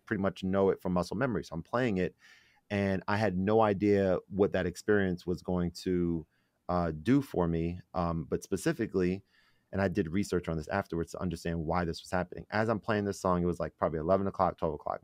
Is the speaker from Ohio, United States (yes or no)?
no; New York City, New York, United States; I was born in the Bronx.